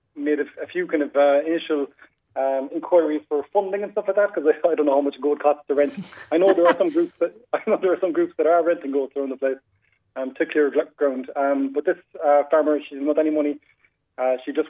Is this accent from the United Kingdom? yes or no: no; Crosshaven, Munster, Ireland; I'm actually from Crosshaven myself